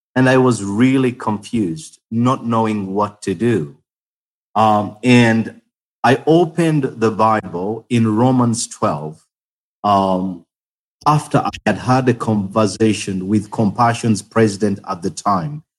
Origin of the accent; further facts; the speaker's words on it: Uganda; I am from Uganda